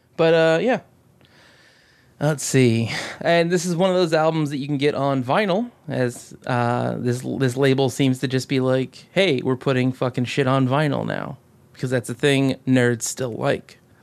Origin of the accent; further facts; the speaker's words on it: Alaska, United States; a fat dude from Alaska